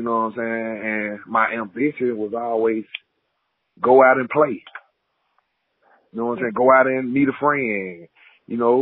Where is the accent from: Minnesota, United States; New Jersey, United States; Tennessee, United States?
Tennessee, United States; Chattanooga; I grew up in Chattanooga the real way